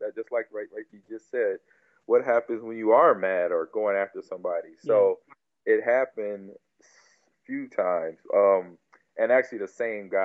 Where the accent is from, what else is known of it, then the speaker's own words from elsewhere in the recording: Nebraska, United States; also born or lived in California; I moved back from California to Nebraska.